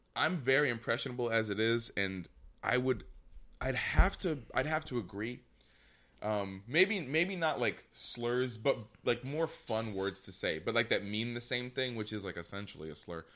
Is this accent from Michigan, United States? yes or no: yes; Michigan, United States; I'm from Michigan